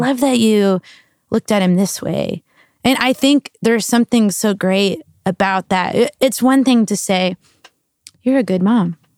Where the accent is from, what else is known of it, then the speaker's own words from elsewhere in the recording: New Braunfels, Texas, United States; moved away as an adult; also born or lived in South Carolina; now in Nashville, United States; I'm originally a Texan, so that's where I grew up in New Braunfels, Texas, which is in between Austin and San Antonio